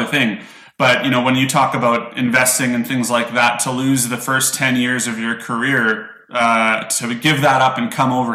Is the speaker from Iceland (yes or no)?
no; Calgary, Alberta, Canada; I grew up in Calgary, Alberta, Canada.